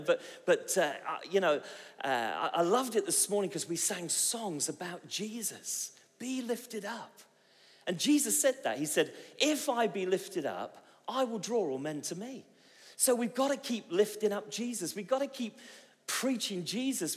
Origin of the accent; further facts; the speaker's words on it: Bristol, South West England, United Kingdom; I come from Bristol